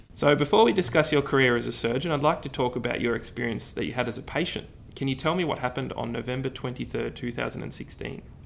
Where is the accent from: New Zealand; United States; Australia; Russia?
Australia; Ballarat, Victoria; I'm from Ballarat